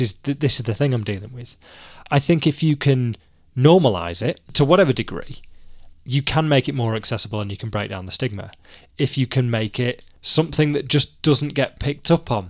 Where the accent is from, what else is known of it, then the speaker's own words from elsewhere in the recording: Manchester, North West England, United Kingdom; I'm a Mancunian who wears nothing but a t-shirt until the Christmas market's open